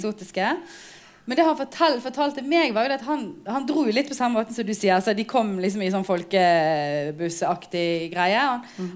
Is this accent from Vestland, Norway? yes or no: yes; Bergen, Vestland, Norway; Jeg er født og oppvokst her i Bergen, men har foreldre eh, som kom til Norge som arbeidsinnvandrere